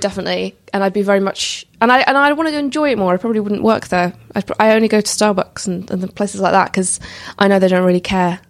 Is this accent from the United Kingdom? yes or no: yes; Edinburgh, Scotland, United Kingdom; I'm from Edinburgh, so that's what I'm used to.